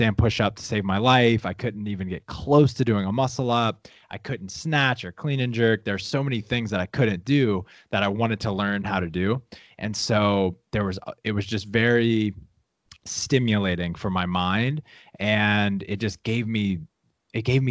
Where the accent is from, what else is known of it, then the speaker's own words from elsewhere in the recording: Louisiana, United States; I grew up in Louisiana, super small town, around a lot of my family